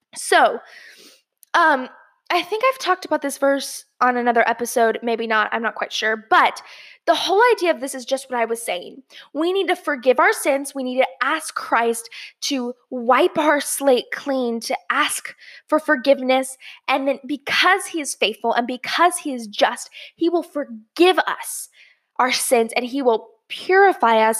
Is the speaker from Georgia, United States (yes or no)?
yes; Georgia, United States; my hometown, Georgia, uh, or home state, Georgia